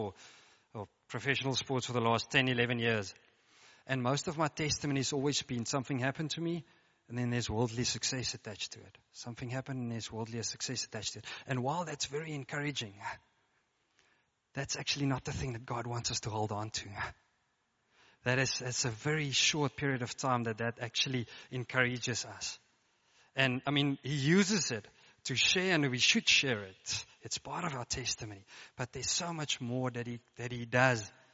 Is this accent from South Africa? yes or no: yes; Free State, South Africa; moved away as an adult; now in Stellenbosch, South Africa; I grew up in the Free State, United States of the Free State